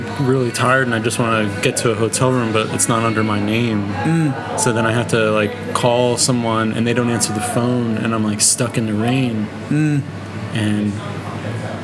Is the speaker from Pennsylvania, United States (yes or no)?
yes; Philadelphia, Pennsylvania, United States; I grew up in Philadelphia